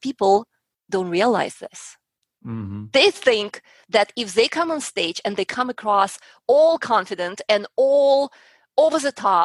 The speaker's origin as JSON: {"language": "English", "country": "Russia", "tie": "born or raised there", "also_born_or_lived": "Colorado", "moved": "as an adult", "lives_now": "Houston, United States", "said": "I was growing up in Russia. I was about 10 years old."}